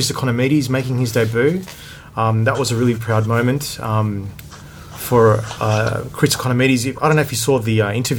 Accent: Australia; I'm Australian

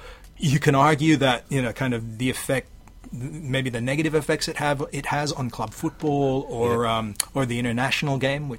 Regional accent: Sydney, New South Wales, Australia; born there; I think I'm at a bit of a remove from it, because even though I was born in Sydney, I don't really consider myself, you know, kind of being from New South Wales. I didn't grow up in the rugby league culture.

